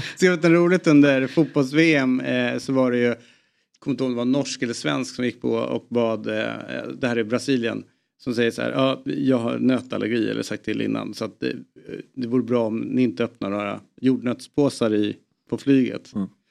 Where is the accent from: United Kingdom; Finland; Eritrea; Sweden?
Eritrea; mitt, land, mitt födelseland